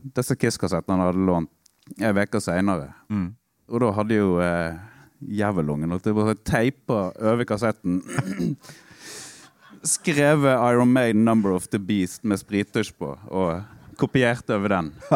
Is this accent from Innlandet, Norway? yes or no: no; Stord, Vestland, Norway; På Stord, der jeg er fra, på barneskolen